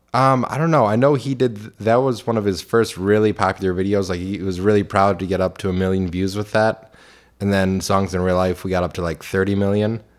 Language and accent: English; Clinton Township, Michigan, United States; I grew up in Clinton Township, still live in Clinton